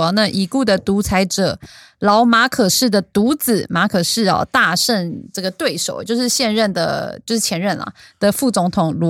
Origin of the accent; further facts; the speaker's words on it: Taiwan; 我台湾人还是比较 nice